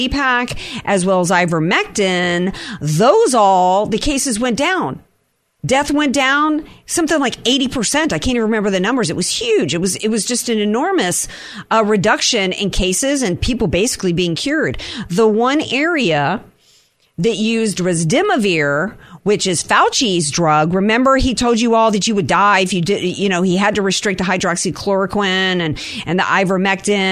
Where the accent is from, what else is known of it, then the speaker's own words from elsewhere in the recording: New Orleans, Louisiana, United States; I'm from the New Orleans area